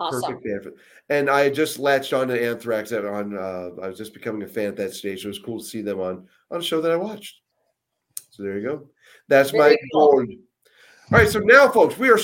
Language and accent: English; Erie, Pennsylvania, United States; I'm from Erie, PA.